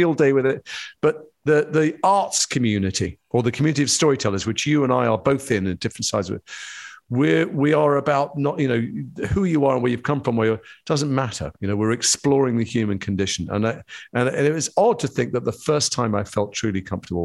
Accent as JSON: {"language": "English", "town": "Edgware", "region": "London", "country": "United Kingdom", "tie": "born or raised there", "said": "the community I grew up in Edgware"}